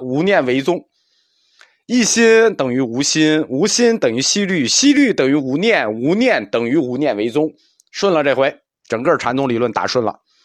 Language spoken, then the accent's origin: Chinese; China; 我们中国人